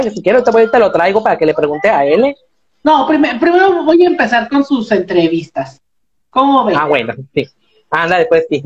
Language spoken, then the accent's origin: Spanish; Hermosillo, Sonora, Mexico; de aquí a Hermosillo Sonora hacemos, sí, de aquí hacemos los dos de Hermosillo Sonora. Vivimos en la misma colonia y todo